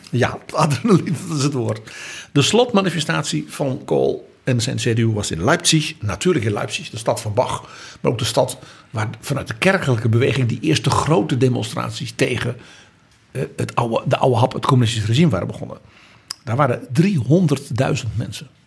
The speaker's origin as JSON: {"language": "Dutch", "country": "Netherlands", "said": "Als Nederlander"}